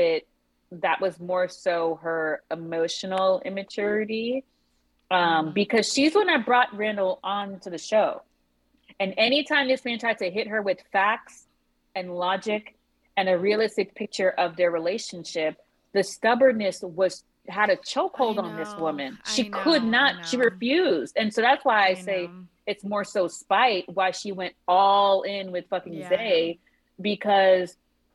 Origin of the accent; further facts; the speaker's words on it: Haiti; I'm Haitian